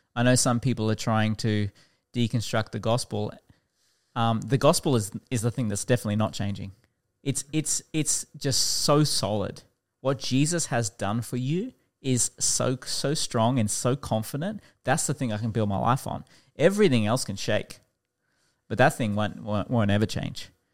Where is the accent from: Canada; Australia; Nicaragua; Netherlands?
Australia; Toowoomba, Queensland; also born or lived in Warwick; now in Brisbane, Australia; I actually grew up outside of Brisbane in Toowoomba